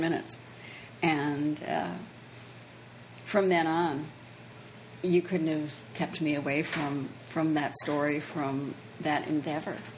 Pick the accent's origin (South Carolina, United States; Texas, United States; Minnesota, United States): Minnesota, United States; Minneapolis; moved away as an adult; now in Key West, United States; I grew up in Minneapolis